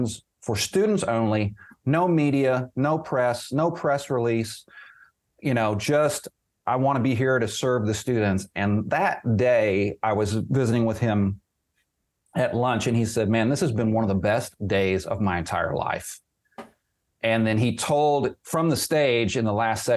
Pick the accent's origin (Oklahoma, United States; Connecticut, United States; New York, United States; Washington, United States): Oklahoma, United States; I grew up in Oklahoma